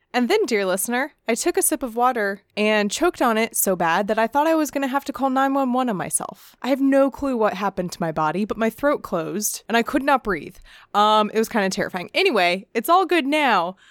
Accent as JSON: {"language": "English", "country": "United States", "said": "as an American"}